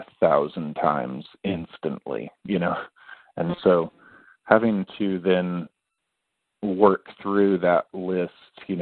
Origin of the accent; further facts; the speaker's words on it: between Kansas and Nebraska, Midwest, United States; also born or lived in California; now in Kansas City, United States; I'm originally from California. I grew up in the Midwest, between Kansas and Nebraska, for a long time